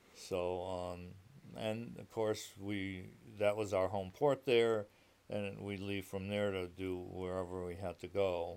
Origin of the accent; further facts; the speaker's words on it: Meriden, Connecticut, United States; moved away as an adult; now in Manchester, United States; I grew up in Meriden, Connecticut